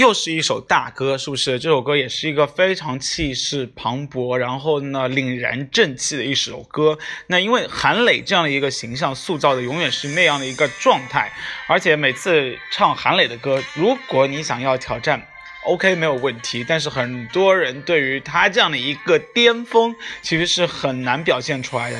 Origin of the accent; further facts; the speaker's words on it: China; 我们是中国人